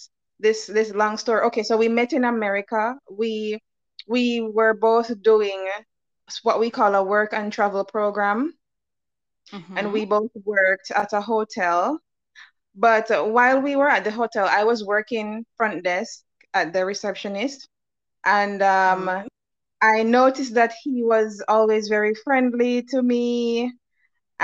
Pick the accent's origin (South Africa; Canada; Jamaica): Jamaica; I am a Jamaican